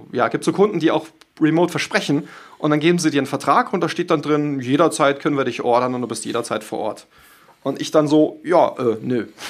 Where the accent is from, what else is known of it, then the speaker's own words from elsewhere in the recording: Munich, Bavaria, Germany; Ich komme ja aus München